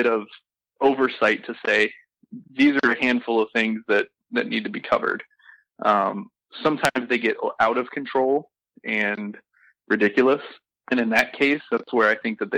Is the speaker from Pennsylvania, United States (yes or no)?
yes; Pennsylvania, United States; moved away; I grew up in Pennsylvania. I grew up in a town